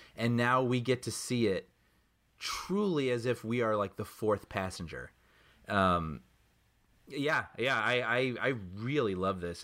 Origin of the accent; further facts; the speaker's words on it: Chicago, Illinois, United States; growing up in Chicago